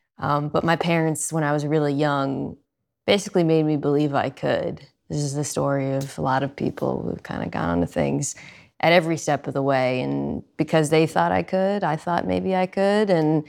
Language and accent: English; Offutt Air Force Base, Nebraska, United States; born there; I was born in Offutt Air Force Base in Nebraska.